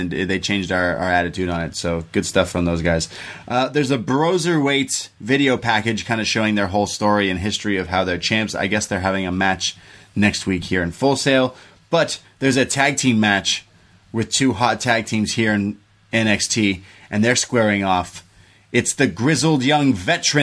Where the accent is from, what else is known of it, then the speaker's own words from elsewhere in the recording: Canada; I'm a Canadian